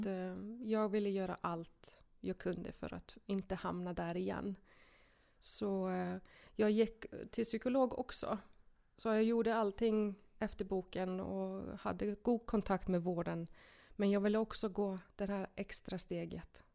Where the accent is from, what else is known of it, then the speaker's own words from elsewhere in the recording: Iceland; Swedish is a second language; moved away as an adult; now in Sweden; Jag är en enkel islänning som eh, kom till Sverige när jag var 18.